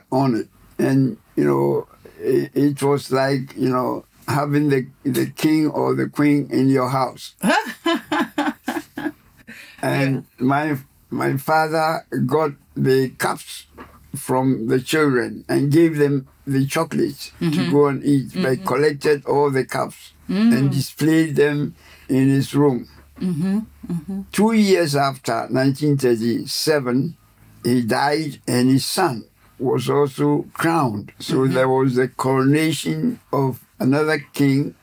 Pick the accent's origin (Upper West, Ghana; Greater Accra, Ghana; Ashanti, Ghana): Greater Accra, Ghana; Accra; moved away as an adult; now in London, United Kingdom; Originally, I'm a Ghanaian. I come from Accra, Ghana.